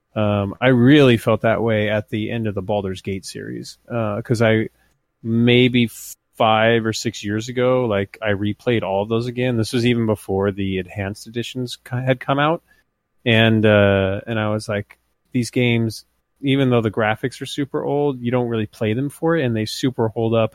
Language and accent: English; United States; also born or lived in Montana / Idaho; now in California, United States; I'm, I'm not from the Midwest, but I'm from the, the near Midwest in Idaho and Montana